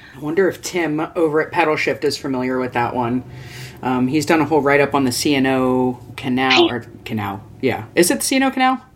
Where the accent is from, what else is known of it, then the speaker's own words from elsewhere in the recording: East Coast, United States; now in Portland, United States; I grew up on the East Coast, so it's winter is winter is winter